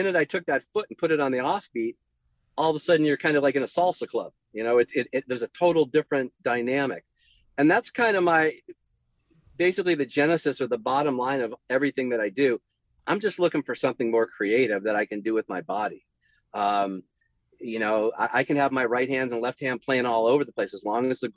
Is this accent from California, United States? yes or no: yes; San Jose, California, United States; I grew up in the Bay Area in San Jose.